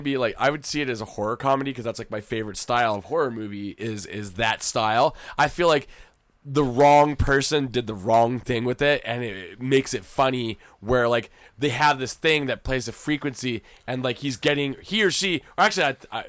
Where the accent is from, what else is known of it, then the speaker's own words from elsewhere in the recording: Philadelphia, Pennsylvania, United States; I'm from Philly